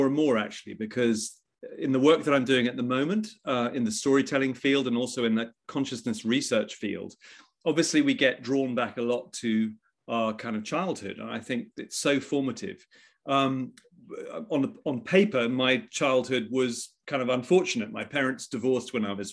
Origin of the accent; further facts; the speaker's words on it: England, United Kingdom; also born or lived in Egypt / Washington, D.C.; this sort of very bucolic English upbringing